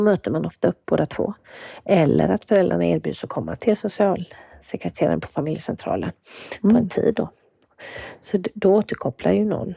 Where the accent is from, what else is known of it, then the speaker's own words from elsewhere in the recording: Kungälv, Västra Götaland, Sweden; moved away as an adult; also born or lived in Gothenburg, Sweden; now in Umeå, Sweden; Jag kommer ju ursprungligen från eh, Kungälv där jag vuxit upp